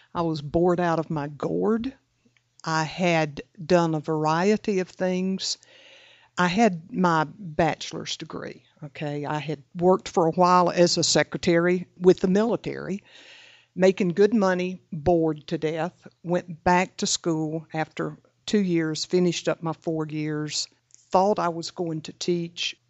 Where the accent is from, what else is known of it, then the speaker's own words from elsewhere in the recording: the Deep South, Florida, United States; I was raised in the Deep South